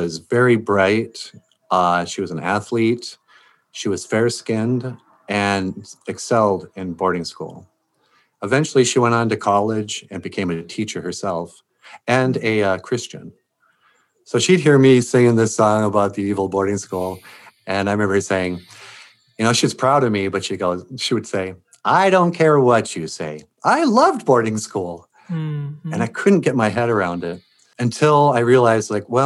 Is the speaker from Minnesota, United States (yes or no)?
yes; Laporte, Minnesota, United States; We lived on a lake in LaPorte, Minnesota called Gabacona Lake